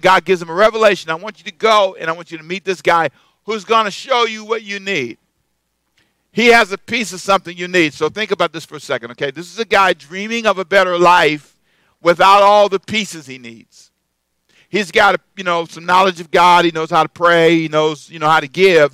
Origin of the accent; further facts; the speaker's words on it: United States; as an American